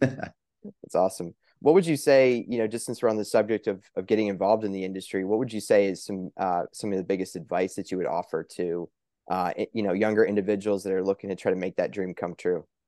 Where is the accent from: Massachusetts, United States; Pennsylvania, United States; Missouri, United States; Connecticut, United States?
Pennsylvania, United States; here in my home state of Pennsylvania